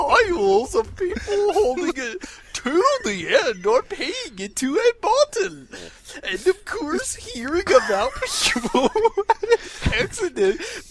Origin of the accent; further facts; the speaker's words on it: United Kingdom; Oh wait, I'm a British brony.